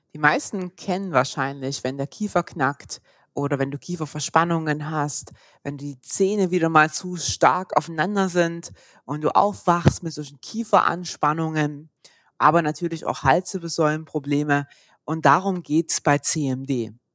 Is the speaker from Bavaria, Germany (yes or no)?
no; Saxony, Germany; moved away as an adult; now in Stuttgart, Germany; Ursprünglich komme ich aus Sachsen, war da schon Physio in Sachsen